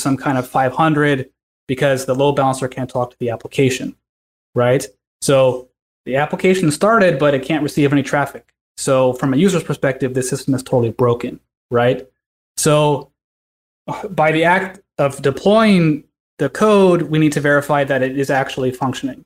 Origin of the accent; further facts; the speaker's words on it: California, United States; I'm from California